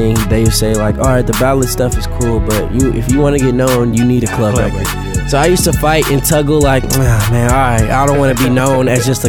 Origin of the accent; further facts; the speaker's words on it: the Bay Area, California, United States; I'm from the Bay.